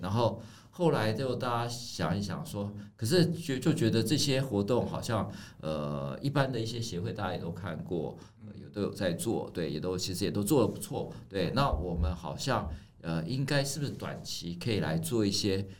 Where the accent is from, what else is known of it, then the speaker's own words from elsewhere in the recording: Taipei, Taiwan; now in Taichung, Taiwan; 因为我是台北长大的小孩